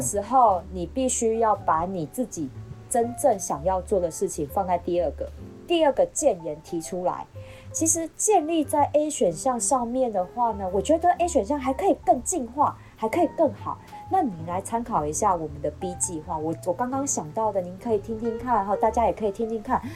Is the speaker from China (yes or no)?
no; Taiwan; 我们台湾人都这样